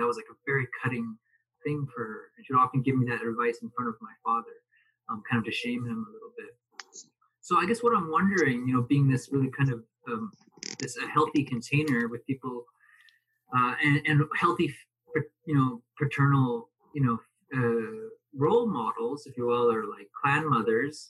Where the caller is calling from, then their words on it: Alberta, Canada; I'm calling in from Alberta, Canada.